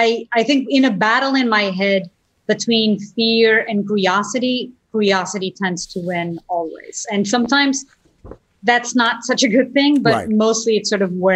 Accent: Portugal; I used to watch the nightly news show with my family growing up in Portugal.

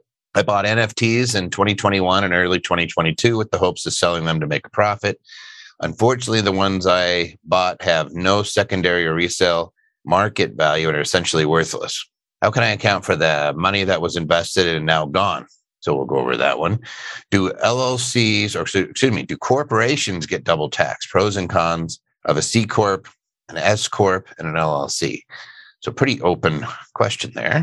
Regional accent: Philadelphia, Pennsylvania, United States; Philly, that's my hometown.

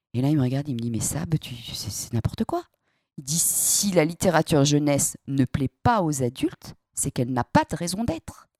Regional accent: Saint-Étienne, Auvergne-Rhône-Alpes, France; en tant que stéphanoise euh, pure souche, avec euh, des arrière-grands-parents mineurs

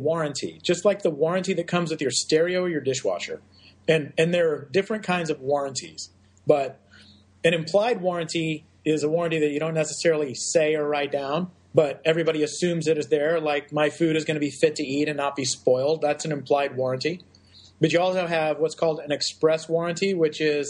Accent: Texas, United States; my home state of Texas

